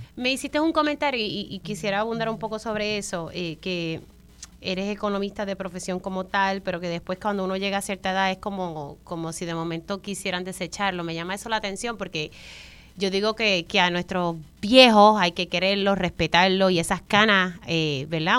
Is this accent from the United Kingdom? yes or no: no; Puerto Rico; a nuestra isla hermosa, eh, que no es porque sea mi tierra